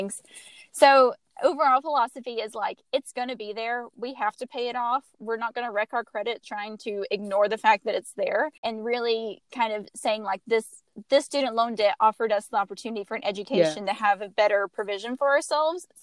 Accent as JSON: {"language": "English", "region": "Georgia", "country": "United States", "moved": "yes", "lives_now": "Texas, United States", "said": "I'm from Georgia originally"}